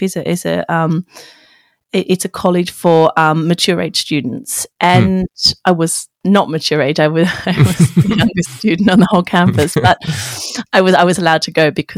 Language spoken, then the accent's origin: English; Wagga Wagga, New South Wales, Australia; born or raised there; now in London, United Kingdom